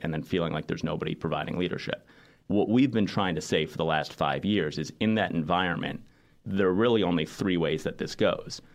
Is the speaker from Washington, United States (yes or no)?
no; New York City, New York, United States; I grew up in New York City